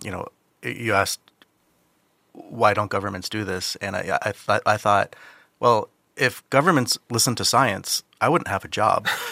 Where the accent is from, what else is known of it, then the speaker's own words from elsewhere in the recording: Saipan, Northern Mariana Islands; I'm, I'm from Saipan, uh, which, in the Northern Mariana Islands.